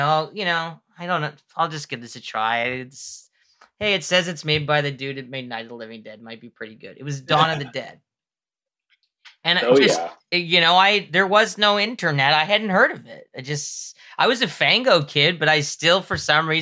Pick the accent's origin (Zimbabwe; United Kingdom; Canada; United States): Canada; Mississauga, Ontario; There was a Jumbo Video near me where I grew up in Mississauga